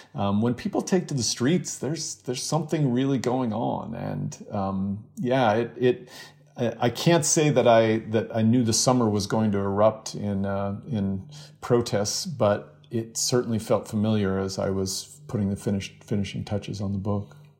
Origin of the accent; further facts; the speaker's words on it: Spokane, Washington, United States; Spokane, Washington, my hometown.